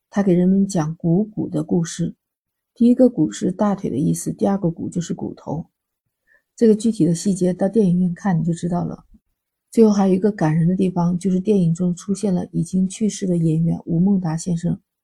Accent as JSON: {"language": "Chinese", "country": "China", "said": "我们中国人"}